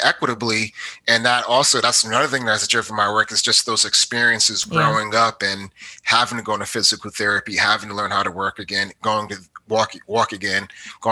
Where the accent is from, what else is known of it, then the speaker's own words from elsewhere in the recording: Providence, Rhode Island, United States; moved away as an adult; also born or lived in Georgia / Missouri / North Carolina; now in Richmond, United States; I am from Providence, Rhode Island